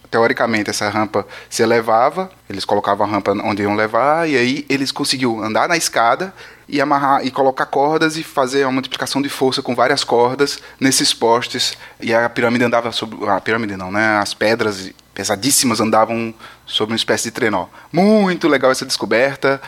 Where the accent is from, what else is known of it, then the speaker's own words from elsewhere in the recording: Brazil; also born or lived in Paraná; a gente é brasileiro